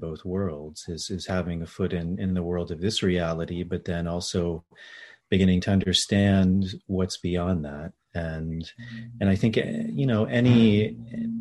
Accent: D.C. area, Virginia, United States; I grew up in Virginia, outside of the Washington, D.C. area

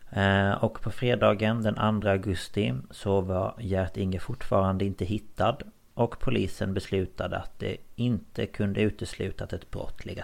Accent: Markaryd, Kronoberg County, Sweden; born or raised there

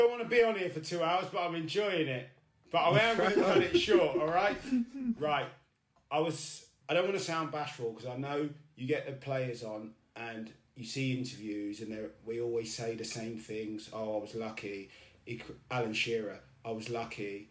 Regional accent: Portsmouth, South East England, United Kingdom; moved away as an adult; also born or lived in South London; I was born in South London, moved to Portsmouth at a really young age. I was only 3. So I grew up actually in Portsmouth

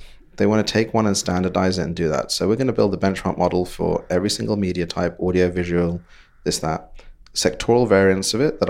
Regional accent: Bangladesh; accent: British; now in London, United Kingdom; back to Bangladesh. Right. Where I grew up and then came to London, worked my British accent, and it got pretty good over the years.

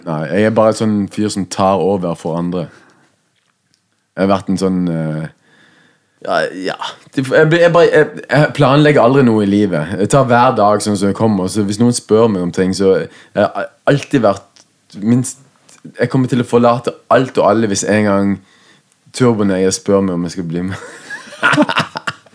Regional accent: Southwestern Norway, Norway; vi vokste opp på Sør-Vestland i Norge, det, det verste bibelbeltet.

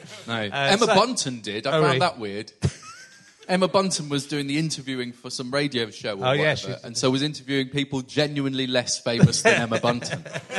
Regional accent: York, Yorkshire and the Humber, United Kingdom; I'm from York.

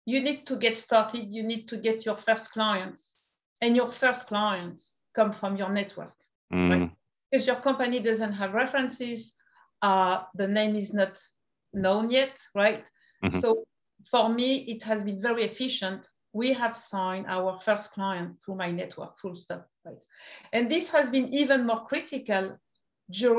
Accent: France; accent: French; English is a second language; moved away as an adult; also born or lived in Portugal / Brazil; now in United States; in France to start with, like you could imagine with my accent. And then I moved to the United States

